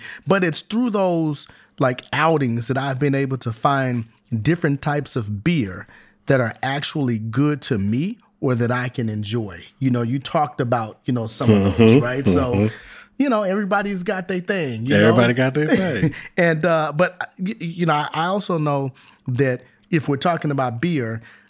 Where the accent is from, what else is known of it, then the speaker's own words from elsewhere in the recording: Los Angeles, California, United States; I grew up in Southern California. I grew up in L.A.